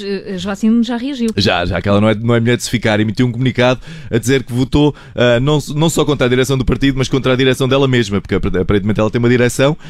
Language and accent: Portuguese; Portugal; enquanto portugueses estamos todos de parabéns